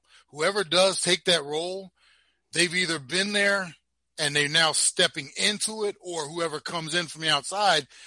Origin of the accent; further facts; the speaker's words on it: Browns Mills, New Jersey, United States; moved away as an adult; I came from Browns Mills, New Jersey, Pemberton